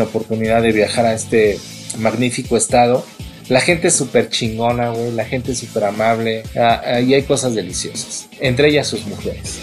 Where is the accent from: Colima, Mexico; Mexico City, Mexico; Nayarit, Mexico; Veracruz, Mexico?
Mexico City, Mexico; yo soy más chilango, más chilango que la chingada